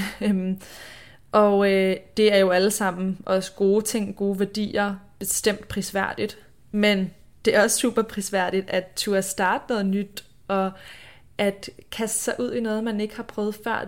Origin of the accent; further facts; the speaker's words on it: Denmark; moved away; jeg er hjemme i Danmark